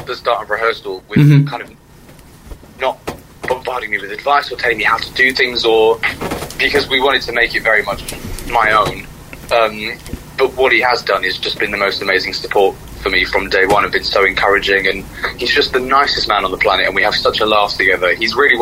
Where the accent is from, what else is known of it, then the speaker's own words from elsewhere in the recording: United Kingdom; as British people